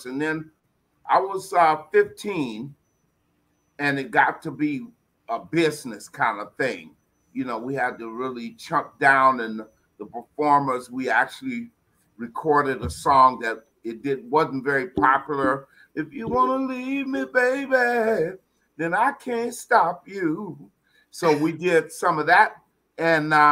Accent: San Francisco, California, United States; I'm from San Francisco, born and raised there, lived in Hunters Point

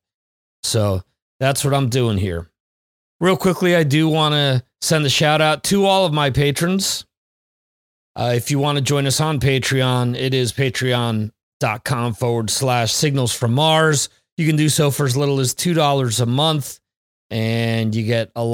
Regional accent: Dover, New Jersey, United States; moved away as an adult; I'm originally from New Jersey

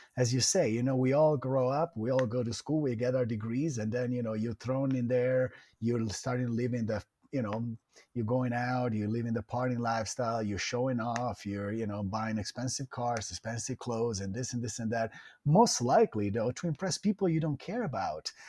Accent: Italian Riviera, Liguria, Italy; moved away as an adult; also born or lived in Florida, United States; now in United States; I, I was born and raised in Italy

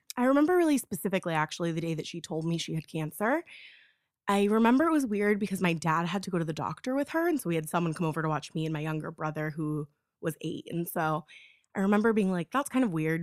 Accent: Florida, United States; I'm from Florida

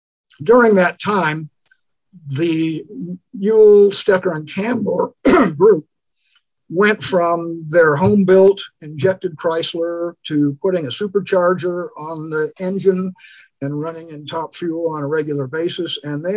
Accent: San Pedro, California, United States; I was born and raised in San Pedro, California

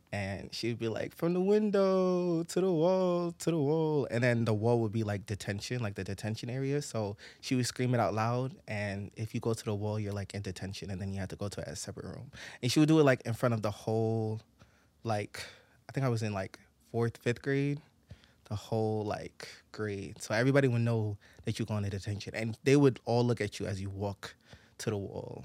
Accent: New York City, New York, United States; I'm not from the Bronx. I'm from Brooklyn

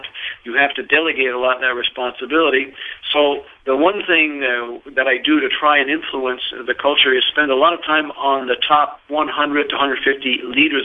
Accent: Montreal, Quebec, Canada; moved away; being Canadian from Montreal

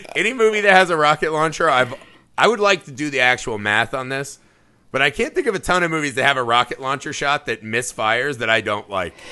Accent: Indiana, United States; my home state of Indiana

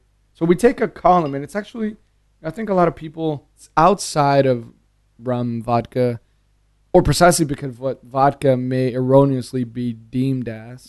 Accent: San Diego, California, United States; born there; So I was born in California.

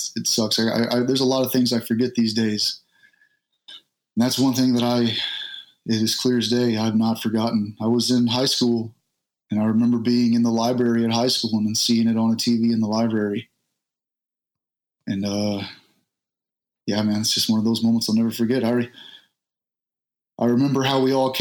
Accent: Southeast Texas, United States; moved away as an adult; Southeast Texas. I grew up in a small trailer park in Southeast Texas

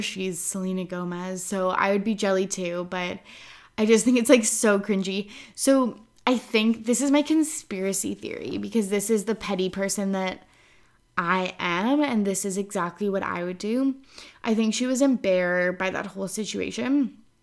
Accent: Kamloops, British Columbia, Canada; moved away; I was up in Kamloops, my hometown

